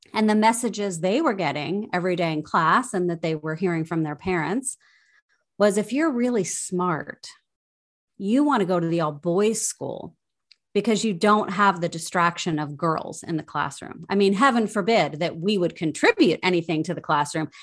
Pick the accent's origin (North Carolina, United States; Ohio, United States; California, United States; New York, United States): Ohio, United States; also born or lived in Minnesota; now in Washington, D.C., United States; I grew up in Ohio and made my way to Washington, D C via Minnesota.